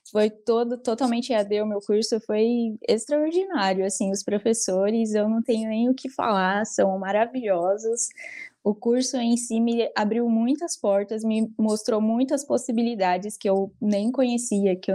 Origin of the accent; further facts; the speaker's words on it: São Paulo, Brazil; eu sou egressa né, da, do curso de Publicidade e Propaganda e eu sou de São Paulo.